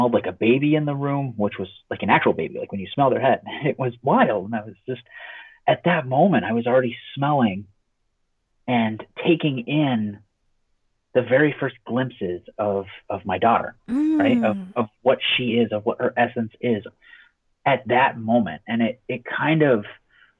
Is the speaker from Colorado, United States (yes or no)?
yes; Colorado, United States; I'm originally from Colorado